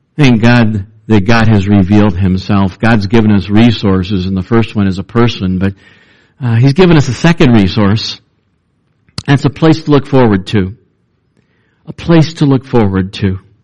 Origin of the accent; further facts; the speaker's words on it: Cleveland, Ohio, United States; when I was a pastor's son growing up in Cleveland, Ohio